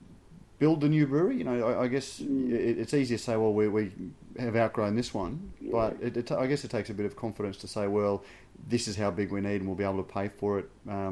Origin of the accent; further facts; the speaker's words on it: Queensland, Australia; as a Queenslander